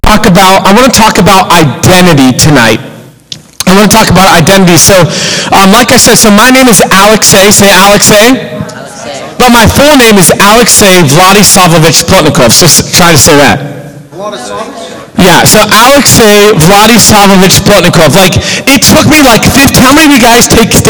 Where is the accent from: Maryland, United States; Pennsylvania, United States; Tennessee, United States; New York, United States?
Pennsylvania, United States; Pittsburgh; moved away as an adult; also born or lived in Youngstown, Ohio; I'm from Pittsburgh, and I ended up in Youngstown, Ohio in Victory School Ministry